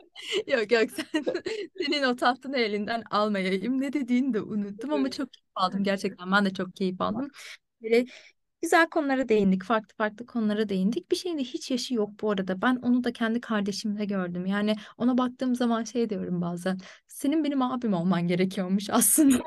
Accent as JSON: {"language": "Turkish", "country": "Turkey", "tie": "born or raised there", "moved": "as an adult", "lives_now": "Ireland", "said": "ben direksiyonun solda olduğu bir ülkede büyüdüm ve ehliyetimi oradan aldım."}